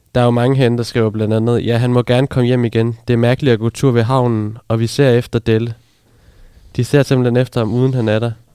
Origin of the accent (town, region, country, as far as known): Funen, Southern Denmark, Denmark